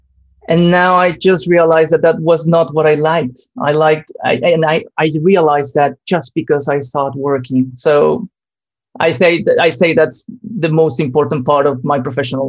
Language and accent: English; Venezuela; I'm originally from Venezuela. And Venezuela, it's a relevant country when you talk about hydropower.